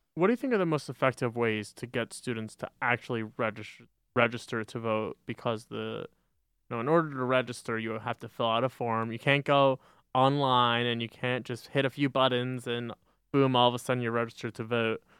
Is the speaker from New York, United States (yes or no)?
yes; Westchester County, New York, United States; moved away as an adult; now in Binghamton, United States; Westchester, New York, you know, Westchester County or suburbs of New York City